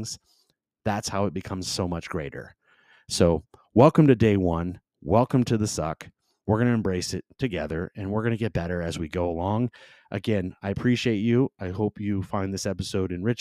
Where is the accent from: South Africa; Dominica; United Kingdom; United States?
United States; Southern California; also born or lived in Michigan; I am from Michigan originally, grew up in Southern California